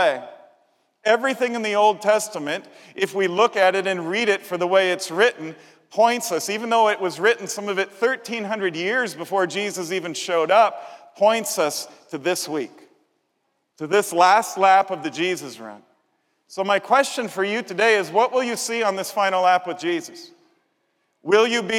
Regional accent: Chicago, Illinois, United States; I'm from Chicago

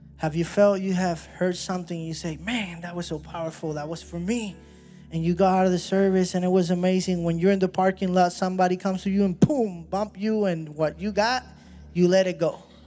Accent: Puerto Rico; I'm from Puerto Rico

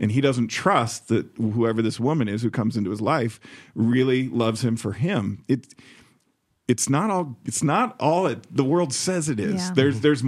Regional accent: Chicago, Illinois, United States; I've got friends in Chicago who have been highly successful, people I grew up with in Chicago

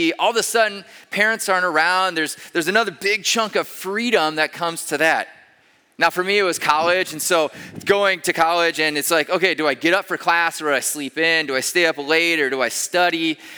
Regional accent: Iowa, United States; moved away as an adult; also born or lived in Denver, Colorado / Pennsylvania / Ames, Iowa; We grew up in Iowa. Marta and I did.

